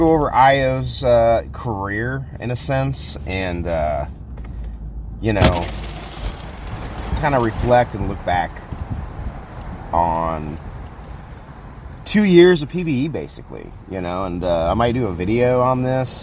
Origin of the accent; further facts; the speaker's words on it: Kansas City, United States; I'm from Kansas City